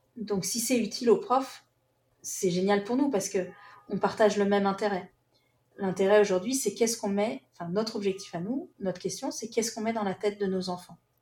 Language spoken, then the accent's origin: French; France; on est français